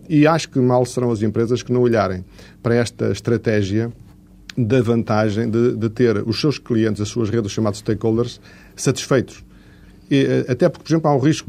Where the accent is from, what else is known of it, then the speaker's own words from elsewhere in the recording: Portugal; como português